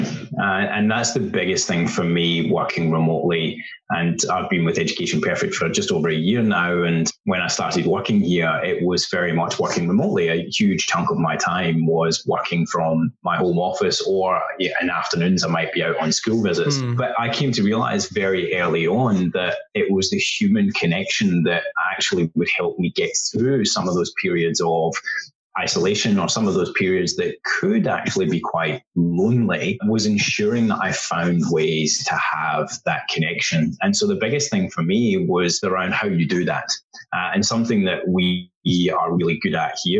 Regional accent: west coast of Scotland, United Kingdom; moved away as an adult; also born or lived in Thailand / Vietnam / China; now in Melbourne, Australia; we grew up together in a very small country town in the west coast of Scotland

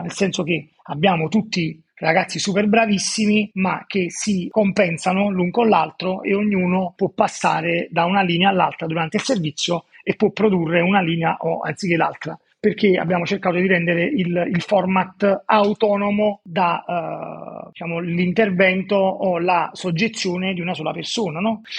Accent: Naples, Campania, Italy; Sono napoletano, vivo a Napoli

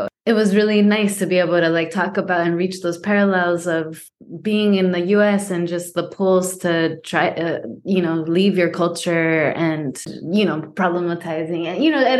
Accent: United States; I'm Chicana.

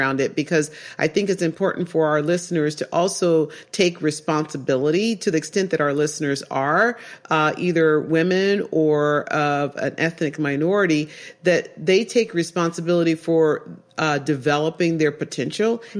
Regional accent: Oakland, California, United States; I grew up in East Oakland and I'm a black woman.

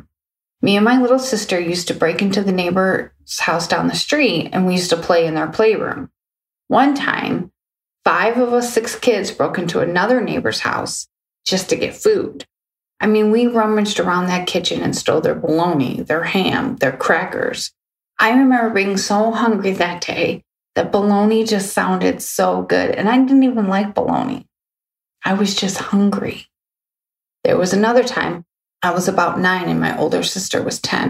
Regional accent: Ferndale, Michigan, United States; also born or lived in Hazel Park, Michigan; I grew up in Ferndale, Michigan, and we moved to the neighboring city as well, Hazer Park

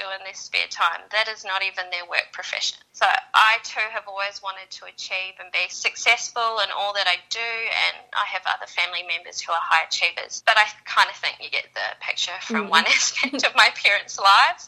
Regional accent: New Zealand; moved away as an adult; now in Sydney, Australia; I grew up in New Zealand and I moved to Sydney 10 years ago

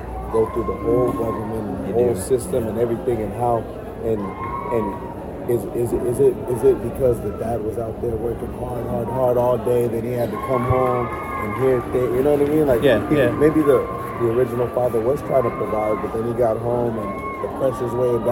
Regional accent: California, United States; now in Belize; I grew up in California

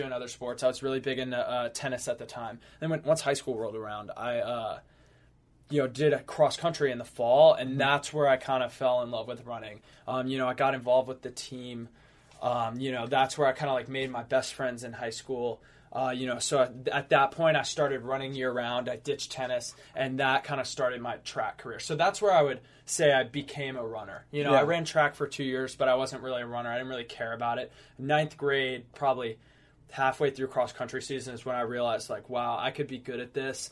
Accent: Covington, Louisiana, United States; moved away as an adult; now in Los Angeles, United States; I'm from Covington, Louisiana

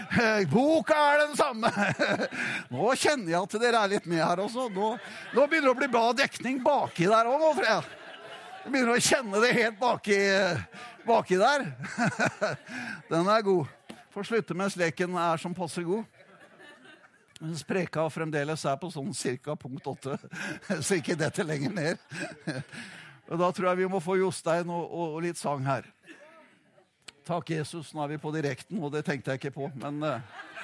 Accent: Notodden, Telemark, Norway; moved away; hjemveien Notodden, der jeg kommer ifra.

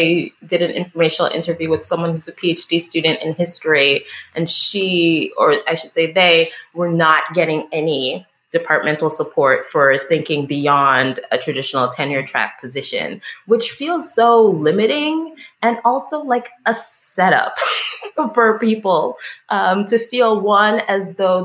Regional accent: East Coast, United States; moved away as an adult; also born or lived in Chicago; now in Milwaukee, United States; the Haitian community that I grew up with on the East Coast

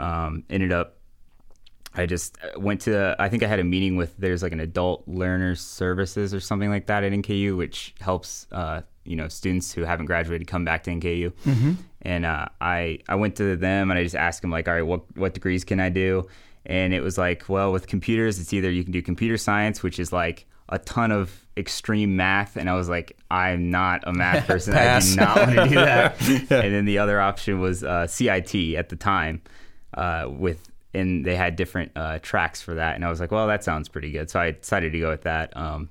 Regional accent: Hebron, Kentucky, United States; Yeah, so I grew up in Hebron, Kentucky, which is pretty close to here, about 30 minutes away. I went to Connor High School.

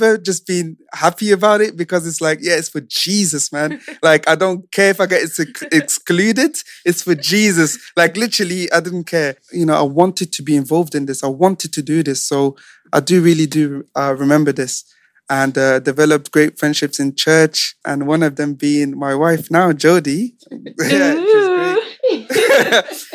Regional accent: Belgium; born or raised there; English is a second language; now in United Kingdom

